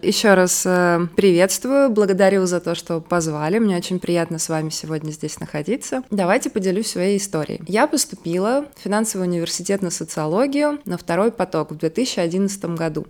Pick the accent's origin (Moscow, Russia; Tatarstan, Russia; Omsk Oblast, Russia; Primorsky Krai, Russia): Moscow, Russia; Я изначально из Москвы, соответственно, когда училась в бакалавриате, я жила с родителями